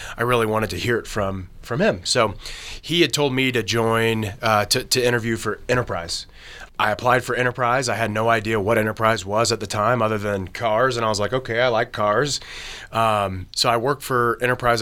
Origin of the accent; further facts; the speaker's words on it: Kentucky, United States; I'm from Kentucky, but I did my internship at Marshall University.